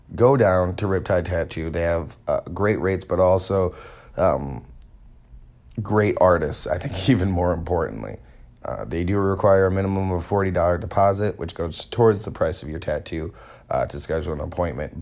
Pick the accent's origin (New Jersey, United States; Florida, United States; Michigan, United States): Michigan, United States; Holland; I grew up in Holland, if you ain't Dutch, you ain't much